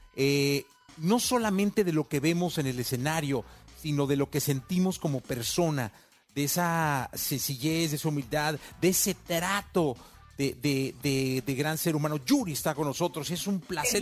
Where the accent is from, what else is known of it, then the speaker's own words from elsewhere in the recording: Mexico; como mexicano